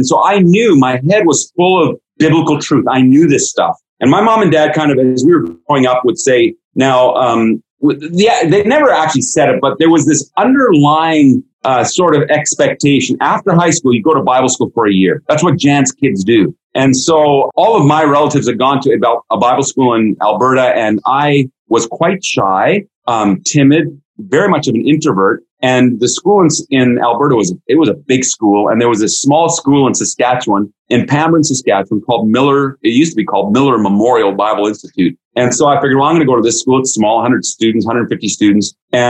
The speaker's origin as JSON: {"language": "English", "region": "Baden-Württemberg", "country": "Germany", "tie": "born or raised there", "said": "I grew up in Germany. My mom and dad were missionaries in Germany. I grew up in the Black Forest in southwestern Germany, right on the border of Switzerland and France."}